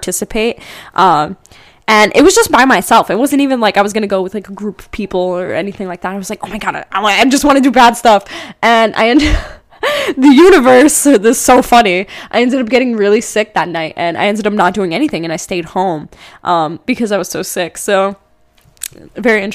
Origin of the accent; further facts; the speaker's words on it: East Coast, United States; moved away; I'm originally from the East Coast